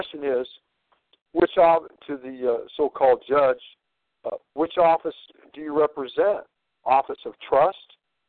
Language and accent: English; Clark County, Washington, United States; now in Portland, United States; I was born in Clark County, Washington.